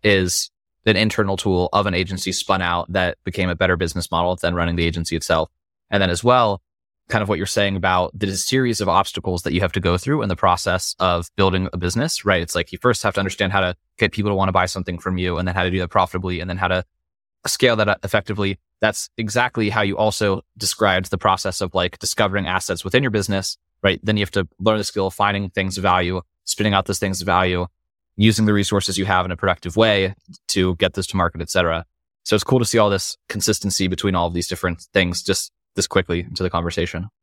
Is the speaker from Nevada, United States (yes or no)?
yes; Las Vegas, Nevada, United States; growing up in Vegas